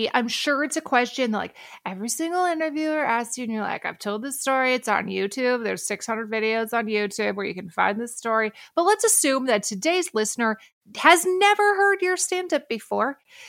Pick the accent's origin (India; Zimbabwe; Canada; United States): United States; Duluth, Minnesota; moved away as an adult; also born or lived in California / Washington, D.C.; I moved back to our shared hometown.